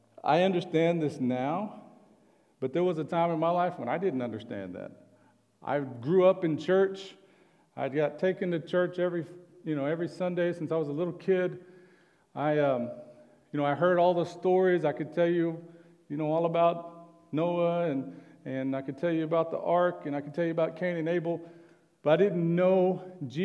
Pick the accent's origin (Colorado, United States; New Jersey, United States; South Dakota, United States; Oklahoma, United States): Oklahoma, United States; I'm from Oklahoma